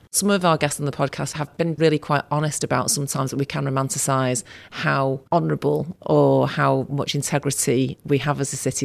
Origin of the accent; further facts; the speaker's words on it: Salford, North West England, United Kingdom; also born or lived in Manchester; And I'm born in Manchester, but I grew up in Salford.